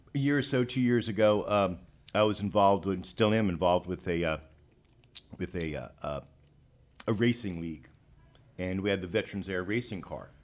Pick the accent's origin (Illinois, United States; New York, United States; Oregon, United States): New York, United States; now in Texas, United States; I'm not a native Texan. I'm from New York